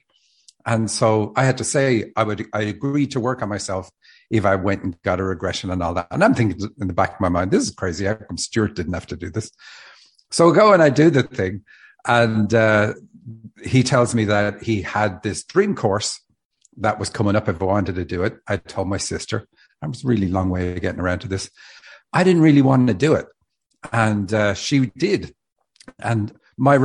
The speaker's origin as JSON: {"language": "English", "town": "Dublin", "region": "Leinster", "country": "Ireland", "moved": "as an adult", "lives_now": "Seattle, United States", "said": "I live in Seattle. I'm from Dublin, Ireland. Moved to Seattle 10 years ago"}